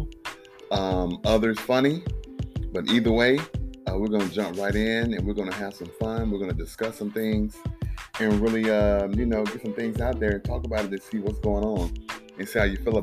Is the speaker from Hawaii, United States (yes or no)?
no; South Carolina, United States; I grew up in South Carolina